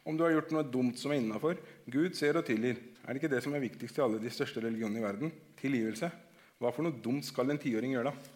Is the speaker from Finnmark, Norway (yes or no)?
no; Oslo, Norway; Så hvis noen hadde spurt meg hvor jeg kom fra, jeg hadde sagt rett ut jeg er fra Oslo. Jeg er oslosk.